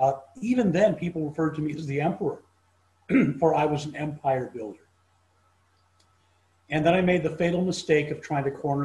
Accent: Cape Town, Western Cape, South Africa; also born or lived in London, United Kingdom; So when I was about 2 years old, my family became some of the very earliest Jewish settlers of South Africa in Cape Town. And so that's where I was raised.

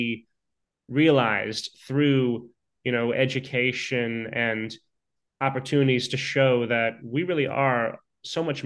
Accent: Lafayette, California, United States; moved away; I have not been back to my hometown of Lafayette in years

